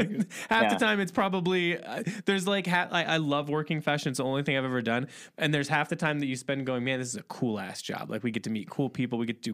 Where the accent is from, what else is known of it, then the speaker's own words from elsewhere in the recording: Midwest, United States; we talk about we're from the Midwest, and I always kind of felt like fashion was this like uphill battle.